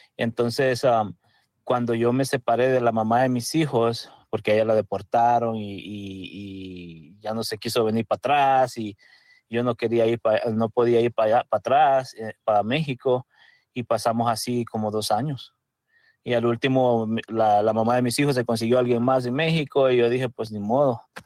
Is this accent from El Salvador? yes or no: yes; El Salvador; first language Spanish; now in United States; yo soy de El Salvador